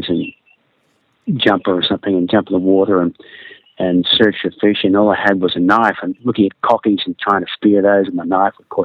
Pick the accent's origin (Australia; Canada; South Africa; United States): Australia; Sydney, New South Wales; born or raised there; also born or lived in Philippines